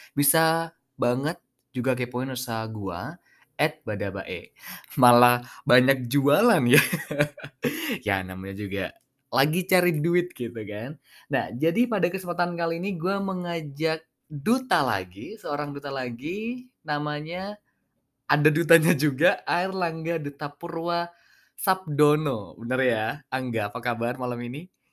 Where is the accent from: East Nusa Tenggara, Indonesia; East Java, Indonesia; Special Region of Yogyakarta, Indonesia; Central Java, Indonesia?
East Java, Indonesia; Pamekasan; anak Pamekasan